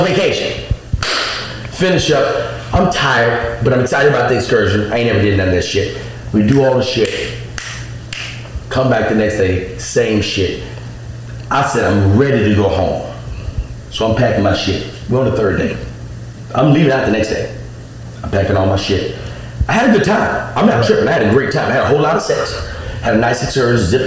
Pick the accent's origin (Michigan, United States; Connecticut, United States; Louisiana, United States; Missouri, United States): Louisiana, United States; Alexandria; moved away; I'm from Alexandria, Louisiana. We ain't even got dolphins